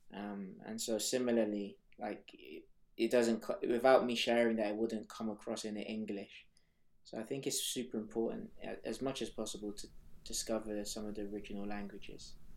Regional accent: Nigeria; also born or lived in Harrow / Hackney; now in London, United Kingdom; I am Nigerian

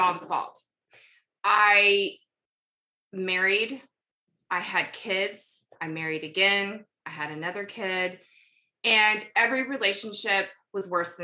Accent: North Carolina, United States; also born or lived in Kentucky; We moved to North Carolina when I was about 10 from Kentucky, where I was born.

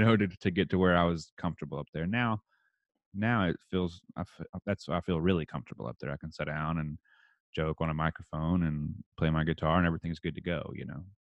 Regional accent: Texas, United States; accent: redneck; I'm from Texas

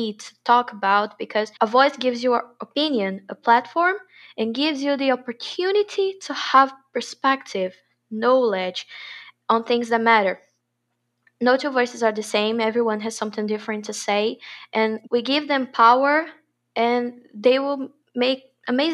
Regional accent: Santo Amaro, Bahia, Brazil; now in Salvador, Brazil; I'm from Santo Amaro

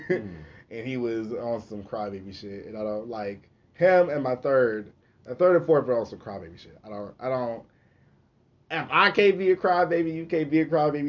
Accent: Okmulgee, Oklahoma, United States; accent: country; Even though my mom is from Muskogee, I was born in Okmulgee.

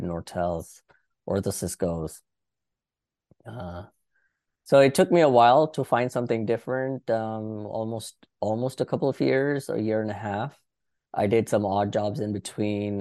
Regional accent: India; moved away as an adult; now in Washington DC area, United States; I did my high school in India and did a couple of years of college in India.

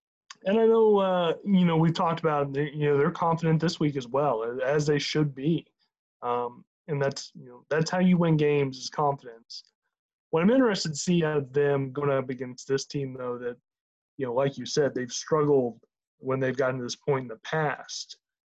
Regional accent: El Dorado Springs, Missouri, United States; I'm from El Dorado Springs.

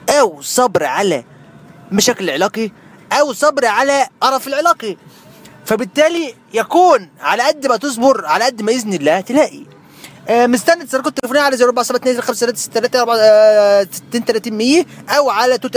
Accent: Kafr El Sheikh, Kafr El Sheikh Governorate, Egypt; عادي انا من كفر الشيخ بس بقول ان انا دايما من القاهره الحبيب

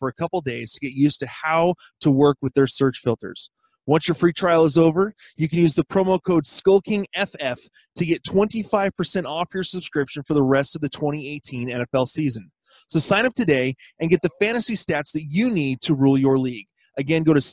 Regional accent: Seattle, Washington, United States; we're from Seattle

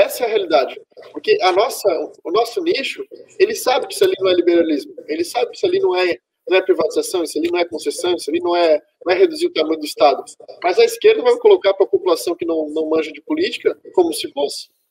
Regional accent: Santa Catarina, Brazil; eu sou de Santa Catarina, um estado extremamente bolsonarista

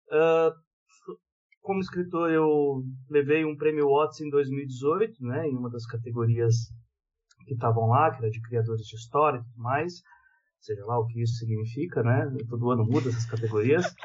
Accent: São Paulo, Brazil; eu sou escritor de periferia, né, sou escritor aqui de nascido criado

